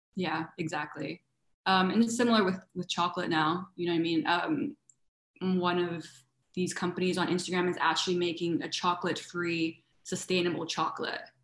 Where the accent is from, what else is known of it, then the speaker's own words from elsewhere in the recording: Canada; moved away as an adult; also born or lived in London; now in West Limerick, Ireland; I was born in Canada, and my heritage, my parents are Italian